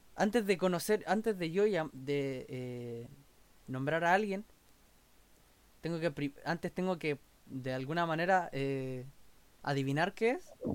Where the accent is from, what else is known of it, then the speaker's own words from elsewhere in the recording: Chile; nosotros como chilenos